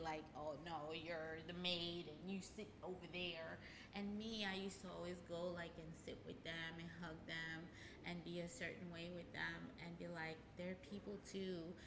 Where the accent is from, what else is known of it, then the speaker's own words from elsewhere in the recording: Haiti; moved away; I was born and raised there